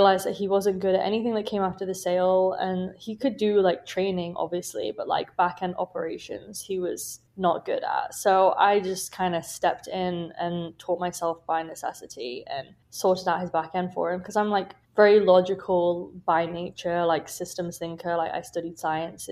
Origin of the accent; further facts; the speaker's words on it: United Kingdom; moved away as an adult; now in Chicago, United States; as you can probably tell from my accent, I'm from the UK.